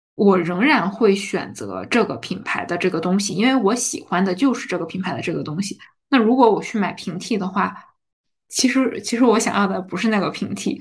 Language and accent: Chinese; Heilongjiang, China; also born or lived in Harbin; now in Shanghai, China; 我们作为黑龙江人，真的非常喜欢我们黑龙江的豆角和茄子